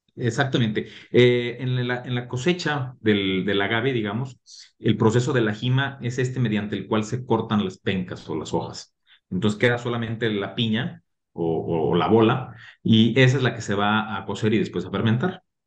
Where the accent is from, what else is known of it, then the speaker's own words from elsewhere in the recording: Mexico; como mexicanos